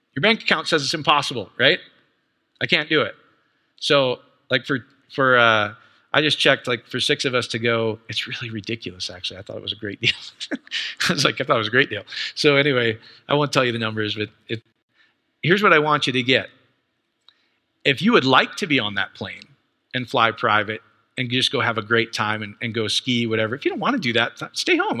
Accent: Iowa, United States; I grew up in Iowa

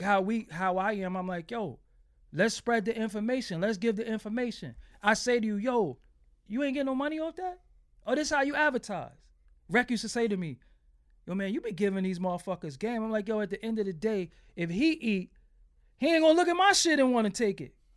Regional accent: New York City, New York, United States; I'm from Fulton Street, man. I'm from Fulton and Waverly

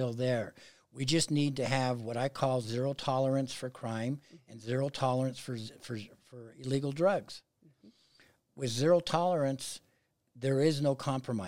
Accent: Pueblo, Colorado, United States; Pueblo, obviously I was born and raised there. Went to South High School

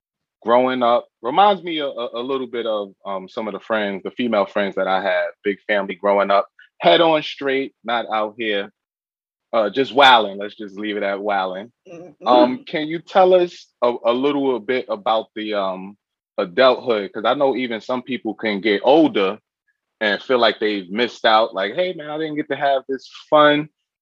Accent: New York City, New York, United States; I'm from Brooklyn

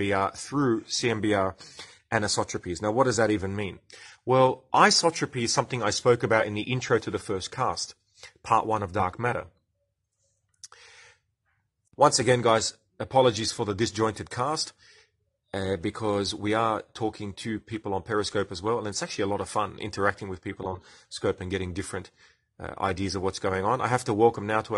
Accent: Australia; accent: Australian; I'm speaking Australian

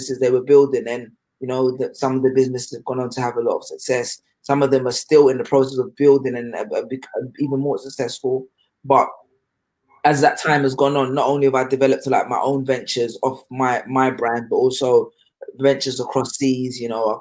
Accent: London, United Kingdom; also born or lived in Ghana / Sheffield; I grew up in London. My family's originally from Ghana, but most of my although I spent time in Ghana when I was younger, most of my identity has been shaped by my time in London, particularly North London, Wood Green

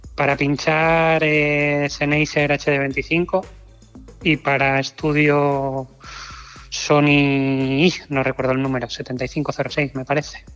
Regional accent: Oviedo, Asturias, Spain; moved away as an adult; now in Canary Islands, Spain; yo nací en Oviedo en el 84

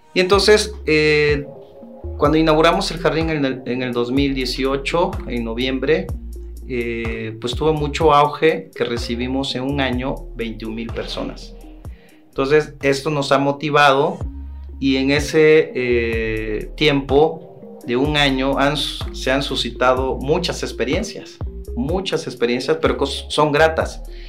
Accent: Santo Domingo Tehuantepec, Oaxaca, Mexico; yo soy de, Tehuantepec

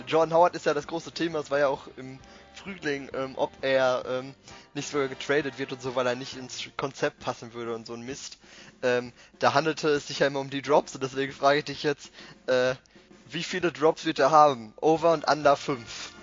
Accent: Bochum, North Rhine-Westphalia, Germany; Ich bin aus dem Ruhrgebiet. Äh, ich komme aus Bochum

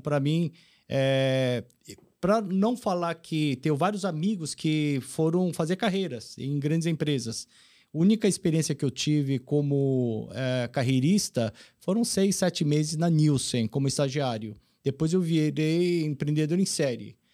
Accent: Brazil; also born or lived in South Korea / Alphaville, Brazil; Eu cheguei aqui no Brasil em 72, então vim com meus 8 anos, hoje eu tenho 58. Então, nasci na Coreia

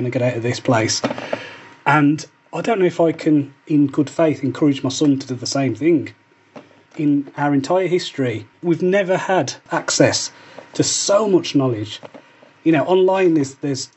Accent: Wolverhampton, West Midlands, United Kingdom; moved away; I grew up in Wolverhampton on an estate called the Scotlands

